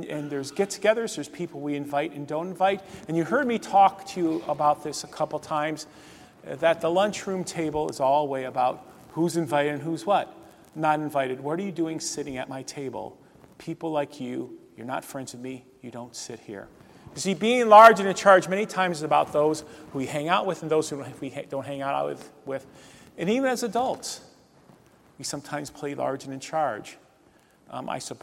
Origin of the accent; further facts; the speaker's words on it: Northeast Ohio, United States; where I grew up in Northeast Ohio